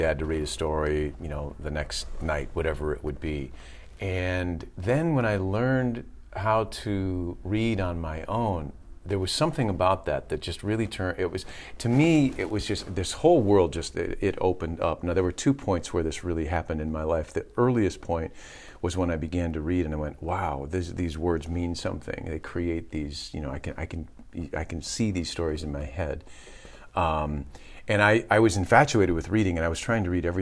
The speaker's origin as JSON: {"language": "English", "area": "Waterford Township / Grayling", "region": "Michigan", "country": "United States", "tie": "born or raised there", "said": "We moved to from Pontiac, which is in the suburbs of Pontiac, Waterford Township. We moved to Grayling"}